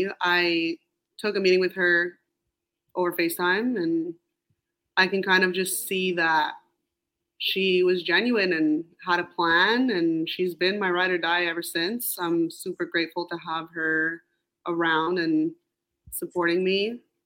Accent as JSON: {"language": "English", "town": "Montreal", "region": "Quebec", "country": "Canada", "tie": "born or raised there", "moved": "yes", "said": "I think that it's such a beautiful city that maybe when I was there, I even took for granted now moving away"}